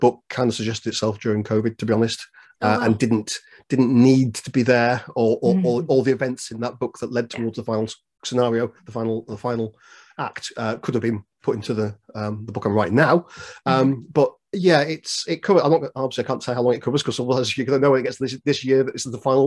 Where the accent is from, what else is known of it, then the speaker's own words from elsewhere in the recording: Derbyshire, East Midlands, United Kingdom; I'm from Derbyshire